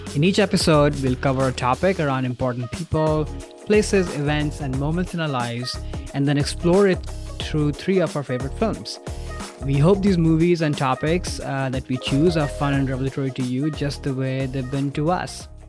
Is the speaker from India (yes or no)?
yes; India; moved away; I grew up in India where there is no fall